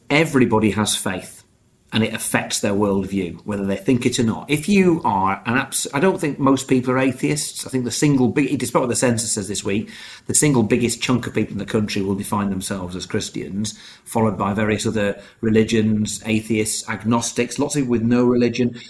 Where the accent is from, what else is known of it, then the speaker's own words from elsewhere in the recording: United Kingdom; I'm British, yes, I suppose I am.